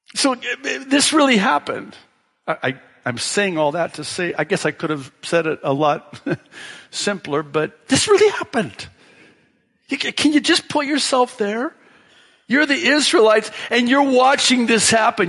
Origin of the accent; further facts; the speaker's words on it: Tekoa, Washington, United States; that's the town I grew up in in Washington State, small farm town, and that's what they called it, Tico, Washington